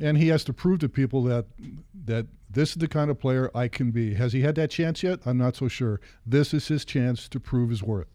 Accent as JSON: {"language": "English", "region": "Ohio", "country": "United States", "moved": "yes", "said": "I'm from Ohio"}